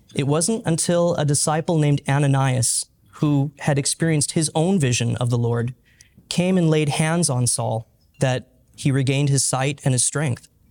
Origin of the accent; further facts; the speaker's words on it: outside of Los Angeles, Southern California, United States; now in Oklahoma, United States; I grew up in Southern California, outside of Los Angeles.